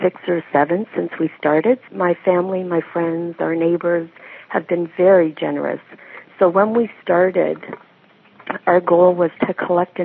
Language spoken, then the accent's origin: English; Canada; we're Canadian